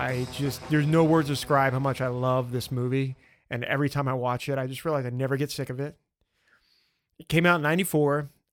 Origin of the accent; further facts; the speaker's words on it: the Bible Belt, United States; I grew up in the Bible Belt and I love that stuff.